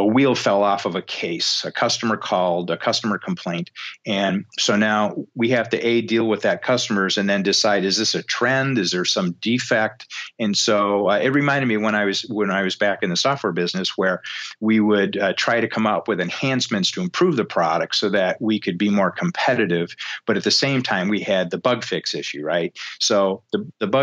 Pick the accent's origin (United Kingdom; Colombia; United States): United States; Detroit, Michigan; now in Beaufort, United States; growing up in Detroit, I've spent a lot of time in, you know, million square foot auto plants